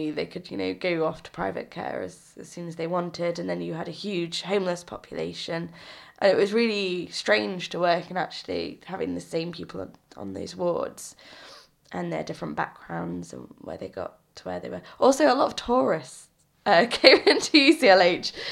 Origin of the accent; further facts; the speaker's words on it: Yorkshire and the Humber, United Kingdom; now in London, United Kingdom; So I came from West Yorkshire, where the the demographics are so different.